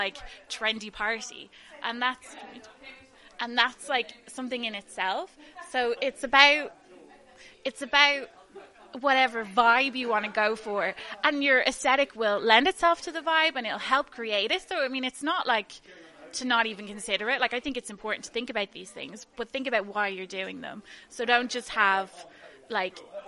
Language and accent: English; Dublin, Leinster, Ireland; I'm from Dublin